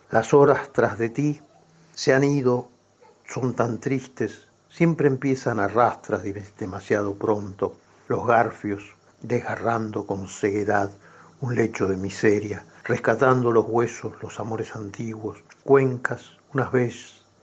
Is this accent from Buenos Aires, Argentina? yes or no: yes; Buenos Aires, Argentina; yo soy porteño.